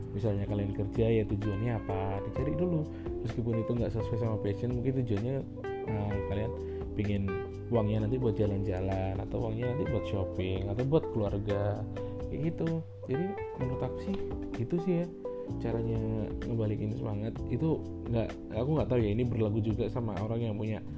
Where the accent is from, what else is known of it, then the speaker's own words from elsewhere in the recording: Java, Indonesia; misalnya aku aku, kan orang Jawa nih ada temen nih dari uh, luar Jawa dia nggak bisa bahasa Jawa